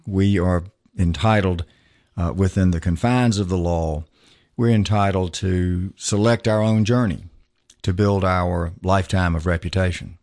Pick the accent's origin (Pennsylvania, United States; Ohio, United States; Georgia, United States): Georgia, United States; Macon; also born or lived in Atlanta, Georgia; I grew up in Macon, Georgia